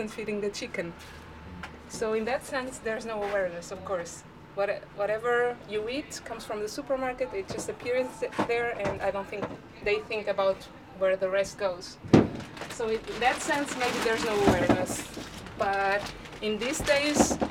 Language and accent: English; Cascais, Lisbon, Portugal; since I'm from around here, I'm from Cascais